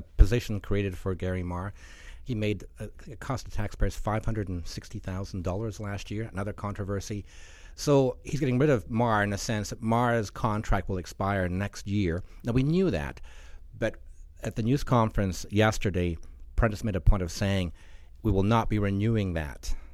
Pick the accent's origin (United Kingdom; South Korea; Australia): United Kingdom; Scotland; now in Alberta, Canada; I have family in Scotland. I'm from Scotland.